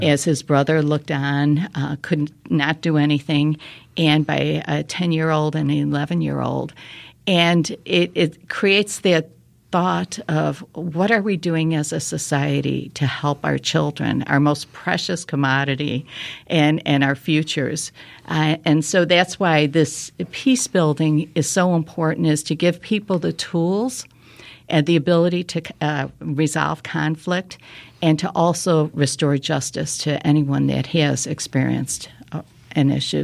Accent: Chicago, Illinois, United States; moved away as an adult; now in Naperville, United States; I was born and raised in Chicago, uh, lived there for about twenty-five years

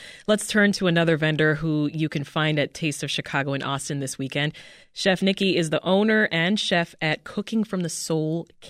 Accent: Jamaica; I'm Jamaican.

